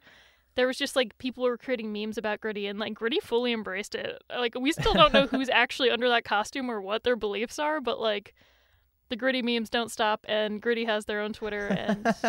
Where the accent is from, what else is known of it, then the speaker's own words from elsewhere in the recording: Philadelphia, Pennsylvania, United States; I'm from the Philly area